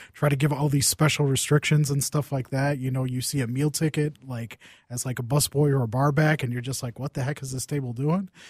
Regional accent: Saint Paul, Minnesota, United States; I grew up in Saint Paul

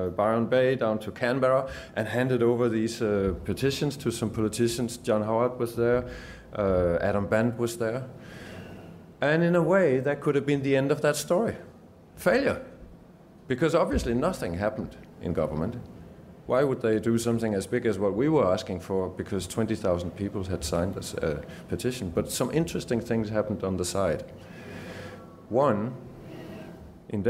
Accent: Denmark; moved away as an adult; now in Geelong, Australia; I've just come back from Denmark actually 2 days ago and used to live there most of my life, moved to Geelong 7 years ago.

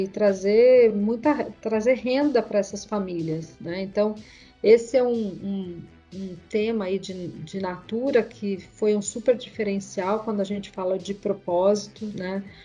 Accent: Mogi das Cruzes, São Paulo, Brazil; Eu sou do interior de Mogi das Cruzes e ele me trazia para São Paulo todo final de semana

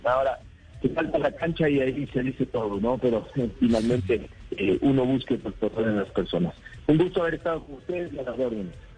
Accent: Ecuador; como ecuatorianos

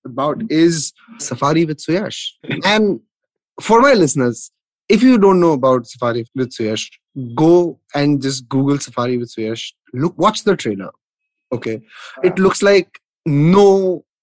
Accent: Nagpur, Maharashtra, India; I'm from Nagpur

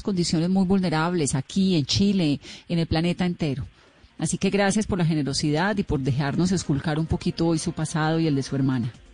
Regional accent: Colombia; como colombiana

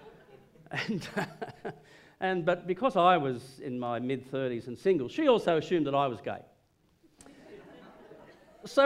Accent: Hunter Valley, near Gresford, on the Allyn River, New South Wales, Australia; I grew up in the Hunter Valley, just 20 miles out of Gresford, if you know, on the Allen River

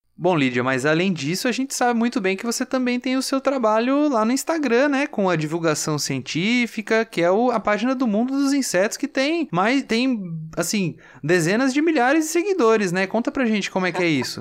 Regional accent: São Paulo, Brazil; now in Piracicaba, Brazil; eu sou daqui de São Paulo

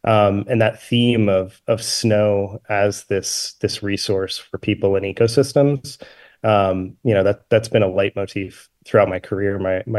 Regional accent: Vermont, United States; I grew up in Vermont. I grew up skiing.

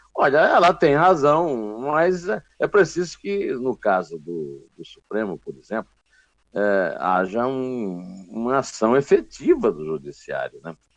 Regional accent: Uiraúna, Paraíba, Brazil; eu sou de Uiraúna, no sertão da Paraíba, quase Ceará

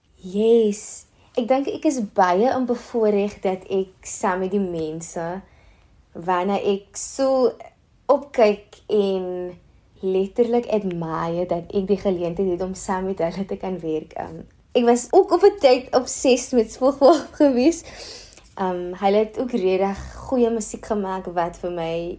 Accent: Cape Town, Western Cape, South Africa; Ek is van Mitchells Plain en ek is 'n singer-songwriter.

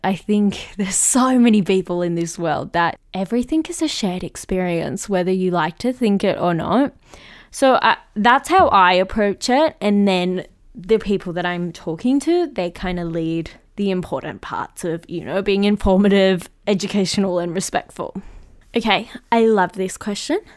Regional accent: Melbourne, Victoria, Australia; my hometown of where I am

